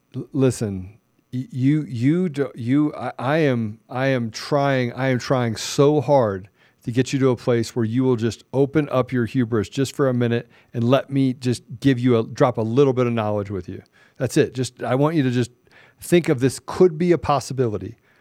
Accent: United States; I'm an American

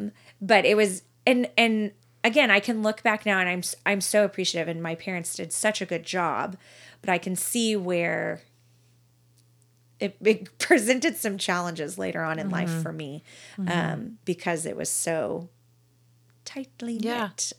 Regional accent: Colleyville, Texas, United States; In Colleyville.

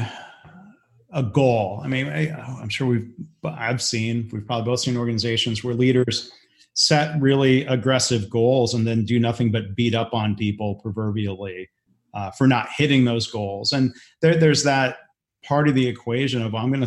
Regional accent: Detroit, Michigan, United States; growing up in the Detroit area in the 80s

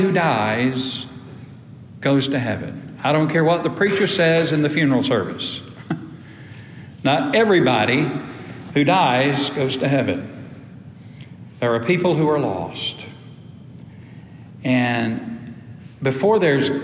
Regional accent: United States; also born or lived in Ashburn, Georgia; when I was growing up in Antioch Baptist Church, little old whippersnapper in the Paytonville community

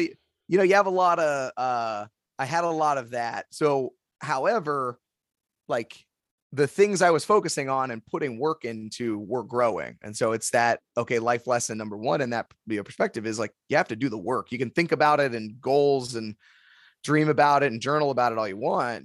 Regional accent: Youngstown, Ohio, United States; also born or lived in Columbus, Ohio; I was born and raised in Youngstown

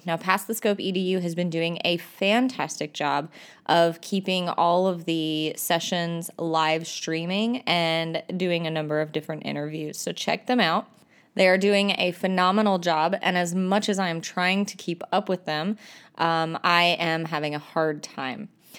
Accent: North Carolina, United States; I'm an ITF from North Carolina. And this episode, I'm coming to you from Texas and ISTE.

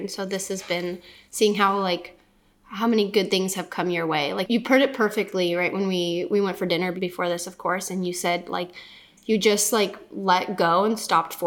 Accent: California, United States; also born or lived in Czech Republic; I'm from Czech, but grew up in California

